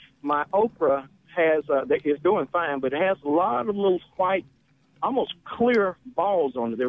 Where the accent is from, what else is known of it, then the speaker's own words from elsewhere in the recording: Tyler, Texas, United States; I'm from Tyler.